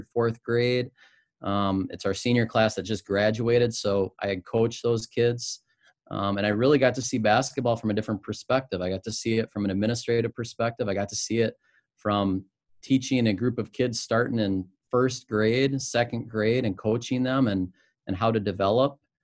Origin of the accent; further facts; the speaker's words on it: Spring Lake Park, Minnesota, United States; also born or lived in Winona, Minnesota; I grew up in the cities, Spring Lake Park